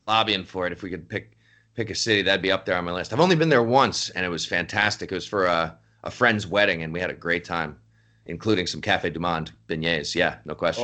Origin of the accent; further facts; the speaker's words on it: just outside New York City, United States; I grew up just outside New York City